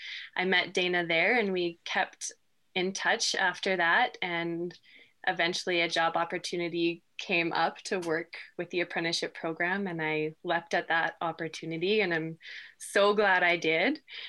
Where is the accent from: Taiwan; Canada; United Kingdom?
Canada; Beaverlodge, Alberta; moved away as an adult; now in Dawson Creek, Canada; I'm originally from Beaver Lodge, Alberta, but have moved closer to Dawson Creek on the BC side and am farming there.